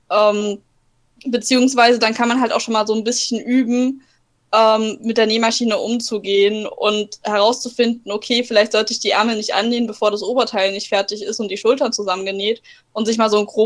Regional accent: Bavaria, Germany; Ja, bei uns in Bayern gibt es immer

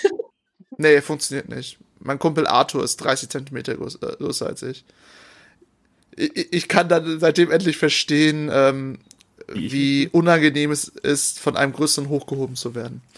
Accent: North Rhine-Westphalia, Germany; Ich, ich kenne nur NRW, ich komme aus NRW

